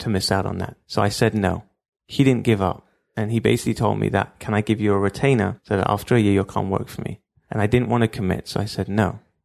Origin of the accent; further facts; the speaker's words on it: London, United Kingdom; moved away as an adult; now in Israel; I grew up in Stamford Hill